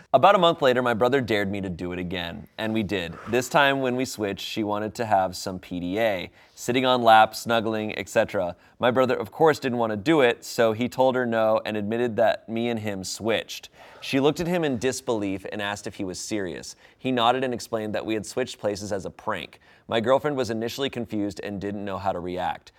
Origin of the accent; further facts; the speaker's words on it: United States; as an American